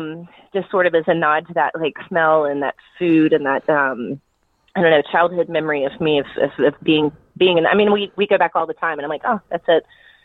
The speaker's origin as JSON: {"language": "English", "region": "North Carolina", "country": "United States", "tie": "born or raised there", "said": "it's got all the elements of what I grew up with in Western North Carolina"}